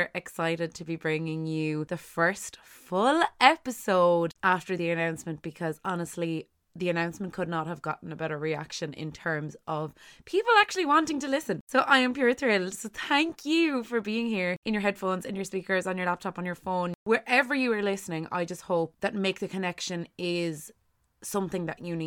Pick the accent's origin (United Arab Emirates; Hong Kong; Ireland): Ireland; as Irish people